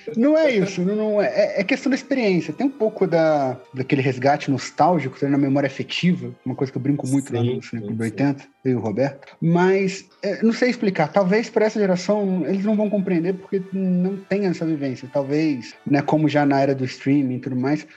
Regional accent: Resende, Rio de Janeiro, Brazil; also born or lived in Juiz de Fora; now in Natal, Brazil; eu nasci e cresci na cidade de Resende, que é no interior do Rio de Janeiro

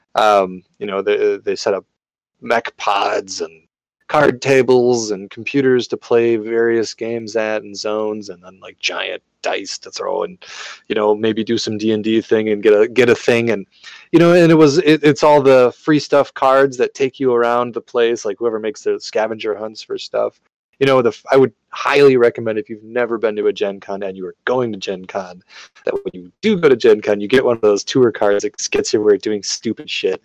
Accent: Marshfield, Wisconsin, United States; also born or lived in Madison; I'm from Marshfield. You know, there's like nothing going on up there

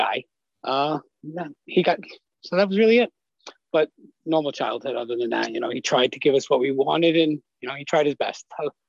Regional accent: Staten Island, New York, United States; So yeah, I'm from Staten Island, New York. So it's like, everybody knows everyone on the block or whatever.

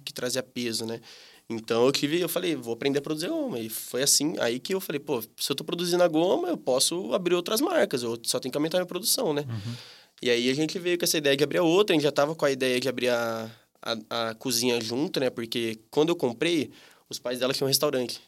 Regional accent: Campinas, São Paulo, Brazil; tenho 25 anos, sou daqui de Campinas

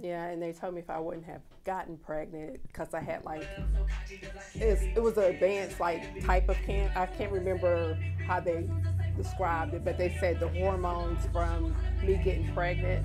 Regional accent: Logan, West Virginia, United States; Logan, West Virginia

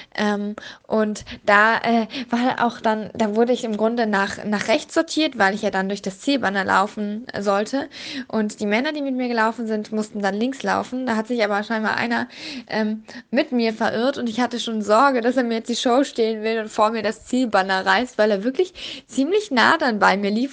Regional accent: Berlin, Germany; als Berlinerin in Berlin

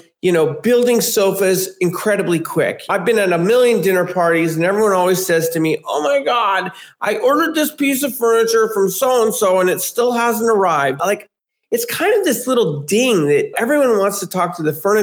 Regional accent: San Francisco, California, United States; I grew up in San Francisco

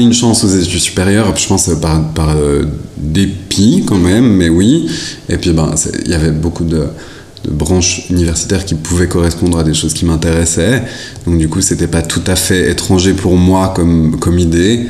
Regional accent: La Chaux-de-Fonds, Neuchâtel, Switzerland; je suis né à La Chaux-de-Fonds

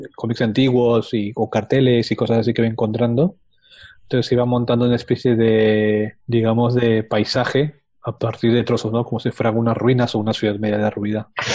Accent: Lima, Peru; moved away as an adult; now in Valencia, Spain; En Lima, yo soy de Perú. Ah. Viví ahí hasta el 2003, que me mudé a Palencia.

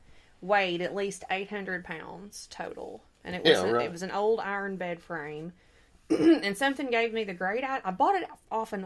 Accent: Stone County, Arkansas, United States; I am from Stone County, Arkansas

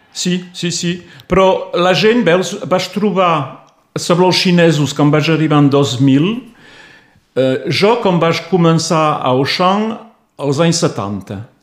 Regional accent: Torreilles, Occitania, France; first language Catalan; moved away as an adult; also born or lived in Toulouse / Alt Empordà; now in Prades, France; jo vaig néixer a Torrelles, eh? a la vora del mar

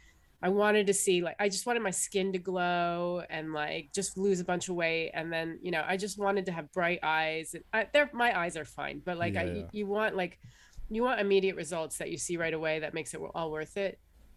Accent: Ohio, United States; born or raised there

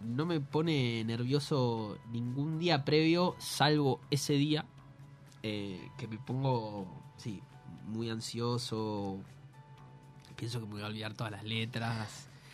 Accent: Buenos Aires, Argentina; Colan es el barrio donde viví casi toda mi vida, hasta los 73, 24 que me fui de la casa de mi madre

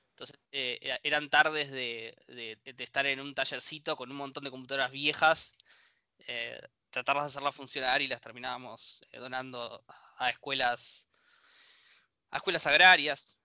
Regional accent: Bahía Blanca, Buenos Aires Province, Argentina; moved away as an adult; now in La Plata, Argentina; nací eh, en Bahía Blanca y me vine a trabajar hace seis años más o menos a La Plata.

